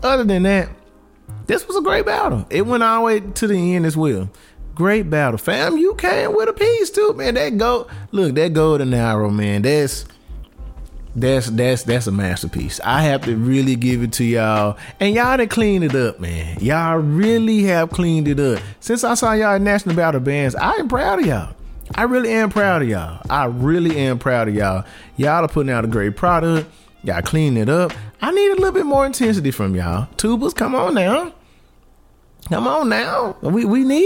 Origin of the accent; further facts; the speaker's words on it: Dallas, Texas, United States; I'm from Dallas